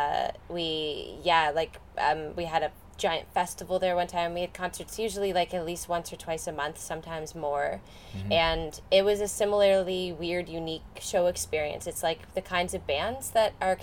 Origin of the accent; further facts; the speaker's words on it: Guelph, Ontario, Canada; also born or lived in Kingston, Ontario; I was born in Kingston, Ontario, but mm-hmm. I moved here when I was about 3.